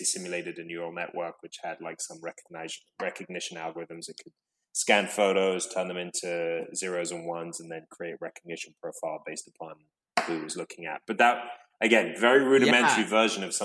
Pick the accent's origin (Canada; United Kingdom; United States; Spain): United Kingdom; London; I grew up in London